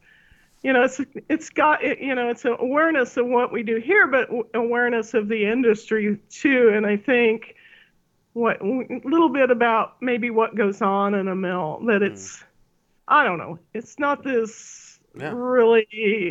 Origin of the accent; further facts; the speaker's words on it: Salina, Kansas, United States; When I grew up near Salina